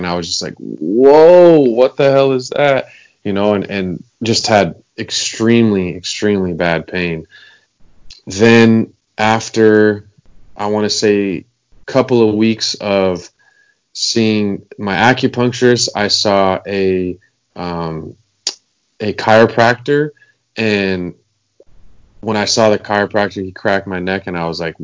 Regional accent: Los Angeles, California, United States; I grew up in Los Angeles, California. Been here my whole life.

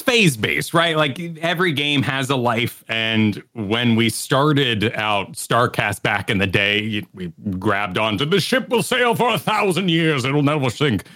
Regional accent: Virginia, United States; moved away; also born or lived in New Mexico; I say fur. I'm from Virginia, you know, originally, so I picked up a fur when I was very young.

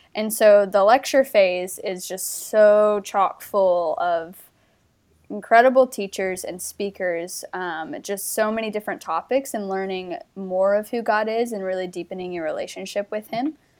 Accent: North Carolina, United States; moved away as an adult; also born or lived in Australia; I'm from North Carolina originally.

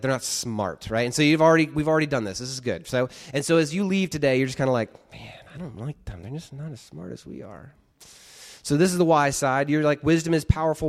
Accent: United States; being American

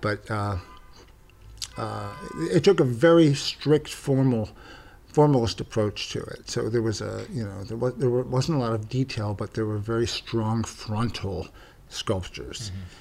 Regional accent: Philadelphia, Pennsylvania, United States; I'm from Pennsylvania. I'm from Philadelphia, suburbs of Philadelphia

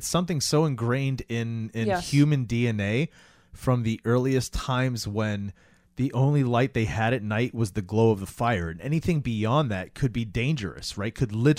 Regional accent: Florida, United States; And I grew up in Florida, so it was like

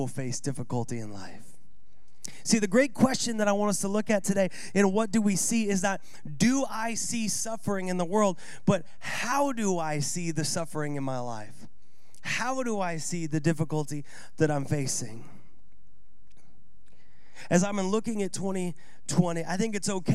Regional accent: Seattle, Washington, United States; born or raised there

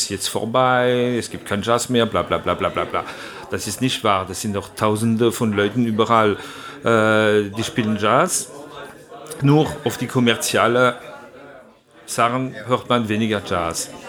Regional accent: Strasbourg, Grand Est, France; born there; Also, äh, ich bin einfach in Straßburg geboren und meine Familie waren viel Musiker sowieso.

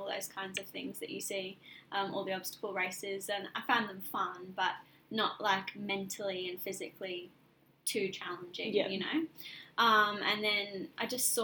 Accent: England, United Kingdom; moved away as an adult; now in Australia; I'm originally from England, obviously, and I moved here 4 years ago

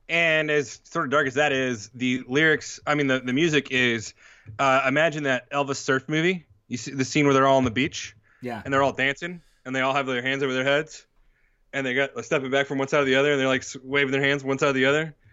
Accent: New York, United States; we're from New York.

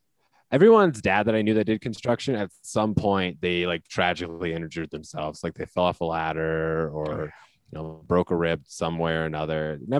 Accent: Iowa, United States; moved away; I grew up in Iowa

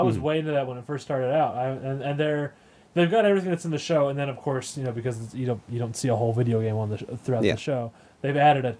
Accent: California, United States; I'm from California. I lied when I said I was from the South.

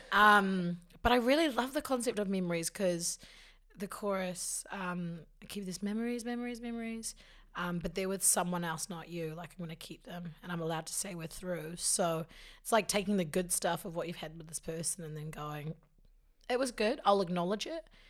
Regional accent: Te Awamutu, Waikato, New Zealand; moved away as an adult; also born or lived in Hamilton, New Zealand; now in Auckland, New Zealand; I'm from the Waikato.

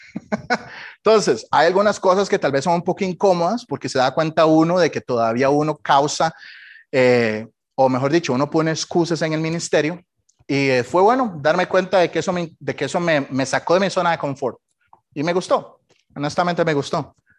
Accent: Costa Rica; moved away as an adult; now in United States; Cuando salí de Costa Rica

